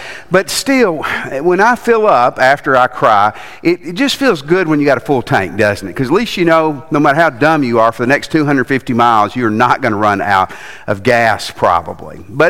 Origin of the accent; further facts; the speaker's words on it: Tennessee, United States; And I was from Tennessee